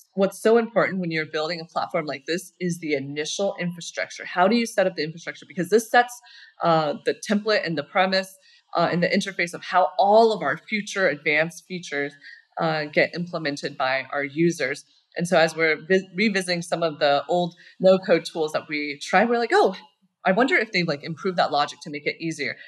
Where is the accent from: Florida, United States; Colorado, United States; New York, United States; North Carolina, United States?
Colorado, United States; moved away as an adult; also born or lived in Berkeley, California; I grew up in Colorado